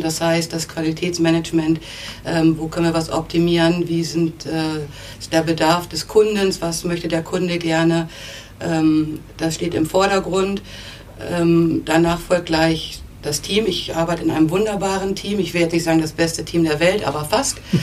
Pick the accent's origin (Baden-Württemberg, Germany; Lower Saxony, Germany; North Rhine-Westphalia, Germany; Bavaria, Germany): Lower Saxony, Germany; Neustadt am Rübenberge; in Neustadt am Rübenberge, das ist ähm, eine Kleinstadt bei Hannover. Ähm, auch mit ähm, ein bisschen landschaftlichen Flair, also nicht typisch Stadt. Und ähm, für mich ist es eine tolle Stadt gewesen zum Aufwachsen.